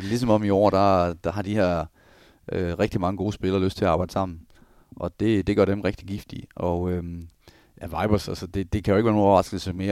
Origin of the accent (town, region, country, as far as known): Denmark; also born or lived in Germany / Switzerland